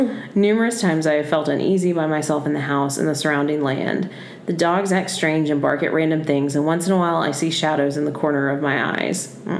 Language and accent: English; Texas, United States; Sorry. I was born and raised in Texas. We got a lot of Texas people.